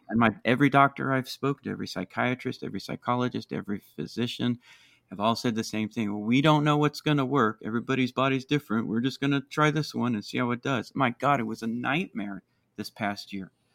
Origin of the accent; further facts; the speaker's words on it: Maryland, United States; my home state uh, here in Maryland